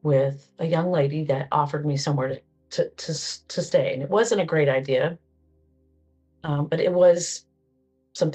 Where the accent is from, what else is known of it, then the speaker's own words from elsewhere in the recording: Cedar Hill, Texas, United States; I am from Cedar Hill, Texas.